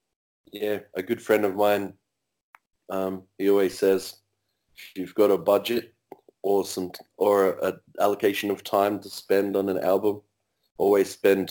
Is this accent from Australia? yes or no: yes; South Coast, near Canberra, New South Wales, Australia; also born or lived in Monga State Forest; I grew up in the bush myself. I come from the South Coast here in near Canberra. I lived on the Monga State Forest for a long time. It's very bushland.